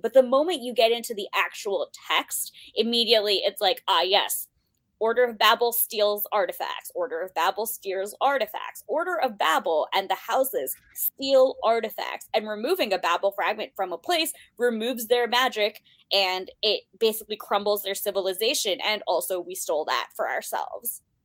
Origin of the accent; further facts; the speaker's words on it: United States; born and raised in the United States